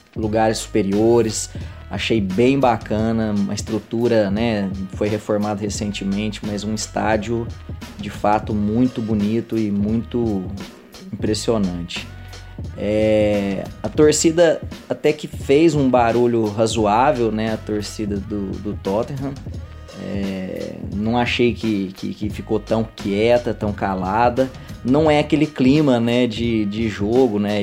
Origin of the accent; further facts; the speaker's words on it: Uberlândia, Minas Gerais, Brazil; sou de Uberlândia, Minas Gerais